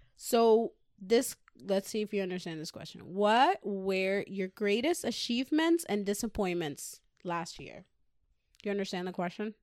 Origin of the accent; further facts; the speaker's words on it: Puerto Rico; now in United States; growing up in the island, I was very mischievous